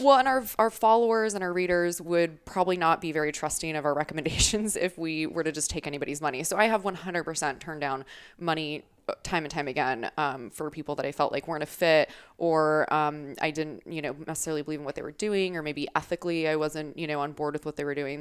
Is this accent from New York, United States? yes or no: no; Arizona, United States; also born or lived in Wisconsin; I'm originally from Wisconsin, um, but have been here in Arizona basically since I was a kid